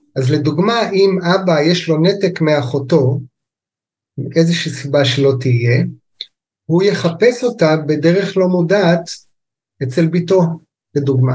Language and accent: Hebrew; Kibbutz Amiad, Northern District, Israel; also born or lived in England / United States / Japan; now in Lehavot HaBashan, Israel; אני במקורי יליד קיבוץ עמיעד